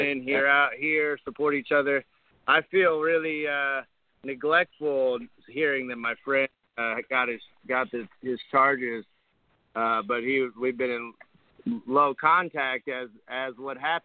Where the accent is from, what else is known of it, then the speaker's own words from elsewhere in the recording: Ohio, United States; now in California, United States; Being an Ohio native